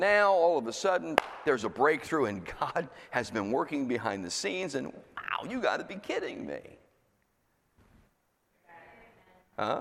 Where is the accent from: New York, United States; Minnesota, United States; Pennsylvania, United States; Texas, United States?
Pennsylvania, United States; moved away as an adult; also born or lived in Florida; now in New Jersey, United States; I was from Pennsylvania. I'm in Florida.